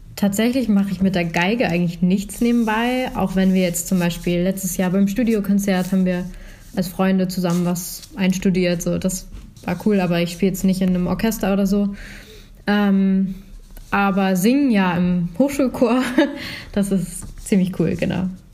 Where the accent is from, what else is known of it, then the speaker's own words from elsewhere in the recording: Schleswig-Holstein, Germany; ich komme aus Schleswig-Holstein